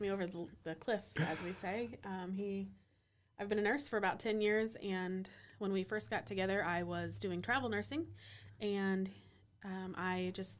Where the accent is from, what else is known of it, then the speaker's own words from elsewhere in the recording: Bluffton, Indiana, United States; I am actually from Bluffton, which is about an hour south.